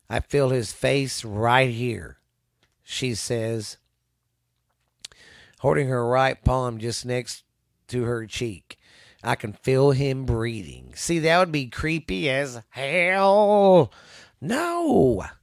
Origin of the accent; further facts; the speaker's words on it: Missouri, United States; I'm from Missouri, and this is a this is a cave state.